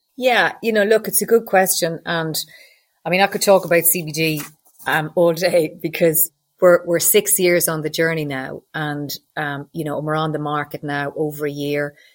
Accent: Loughrea, Connacht, Ireland; I grew up in Loughrea, County Galway, one of five kids.

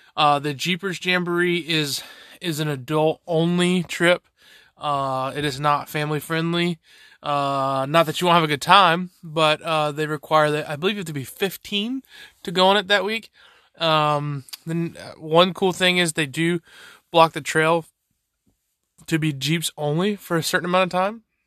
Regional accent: the South, Southern United States, United States; Being a Southerner

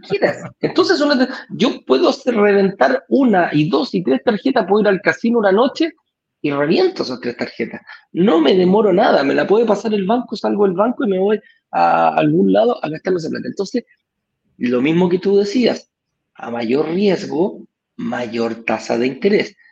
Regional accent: Chile

